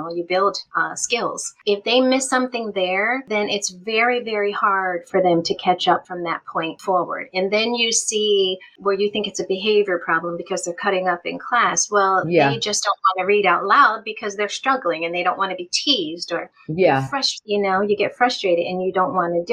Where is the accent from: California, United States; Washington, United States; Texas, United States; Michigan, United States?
Michigan, United States; I am from Michigan